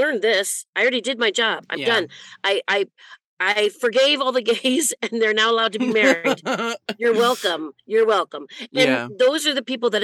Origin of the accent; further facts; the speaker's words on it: New York City, New York, United States; I grew up in New York City